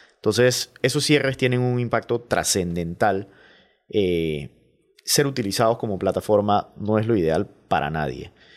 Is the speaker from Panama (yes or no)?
yes; Panama; productos que compramos como panameños